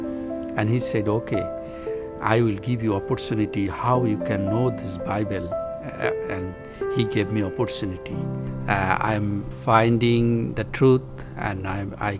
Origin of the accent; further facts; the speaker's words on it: Bangladesh; I came from Bangladesh.